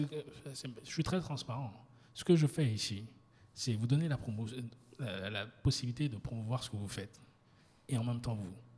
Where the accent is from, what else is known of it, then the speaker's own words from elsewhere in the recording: France; now in Côte d'Ivoire; je suis 100% ivoirien. Ma mère est baolée, mon père est baoulé, même si j'ai grandi euh, en, France et je suis rentré